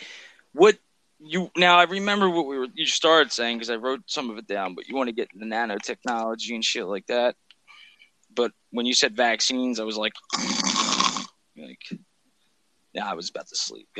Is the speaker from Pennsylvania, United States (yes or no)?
yes; Philadelphia, Pennsylvania, United States; I'm from Philly. Like, I wash my hands and shit.